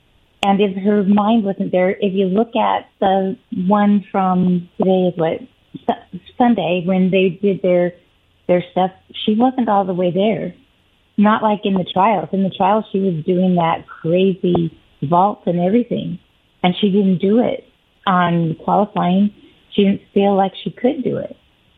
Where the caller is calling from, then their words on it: Kennewick, Washington, United States; This is … from Kennewick.